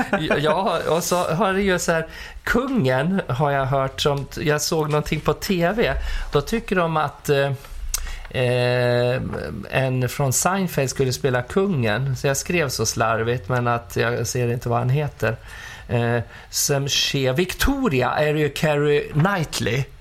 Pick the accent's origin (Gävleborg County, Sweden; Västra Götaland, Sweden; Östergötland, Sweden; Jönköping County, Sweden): Gävleborg County, Sweden; Furuvik; also born or lived in Skutskär; now in Stockholm, Sweden; Pappa hade ju Furuviks bilmekaniska ja. där jag växte upp.